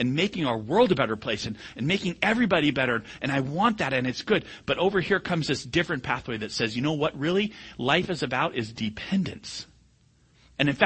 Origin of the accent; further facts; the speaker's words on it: United States; I'm an American